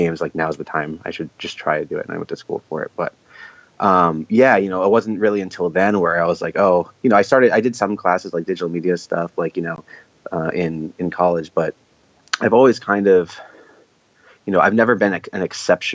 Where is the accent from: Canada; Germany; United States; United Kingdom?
United States; Boston, Massachusetts; moved away as an adult; also born or lived in Florida; I'm from Boston